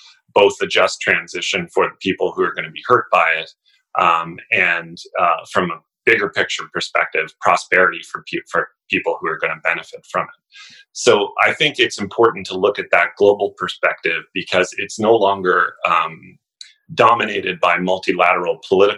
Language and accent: English; Canada; as a Canadian, and I should say that I'm speaking as a Canadian citizen